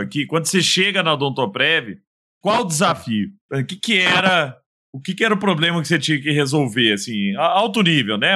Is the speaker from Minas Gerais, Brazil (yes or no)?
yes; Araguari, Minas Gerais, Brazil; lá em Araguari, né, na minha terra natal